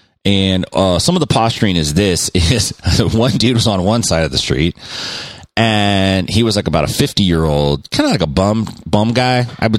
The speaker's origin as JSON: {"language": "English", "town": "Stockton", "region": "California", "country": "United States", "tie": "born or raised there", "said": "I grew up in Stockton, and I still live in Stockton"}